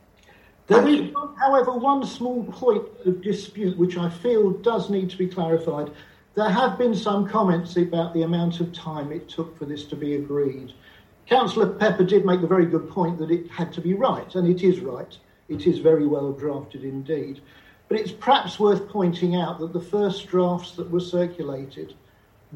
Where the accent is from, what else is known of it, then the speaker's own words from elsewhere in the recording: London, United Kingdom; moved away; I was born in East London and grew up in North London in a heavily Jewish area